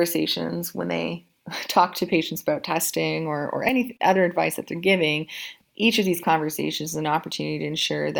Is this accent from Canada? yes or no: yes; Canada; moved away as an adult; now in London, United Kingdom; in Canada, which I'm Canadian